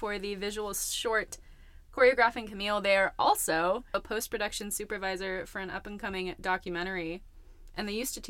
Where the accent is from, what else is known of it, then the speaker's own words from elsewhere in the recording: Portland, Oregon, United States; now in Los Angeles, United States; I'm from Portland, Oregon, so I'm a Pacific Northwest native